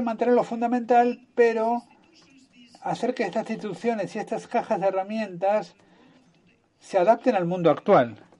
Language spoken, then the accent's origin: Spanish; United States; Como norteamericana